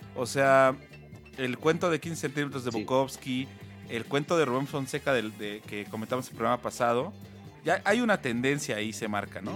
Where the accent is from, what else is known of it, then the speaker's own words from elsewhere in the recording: Mexico; los mexicanos somos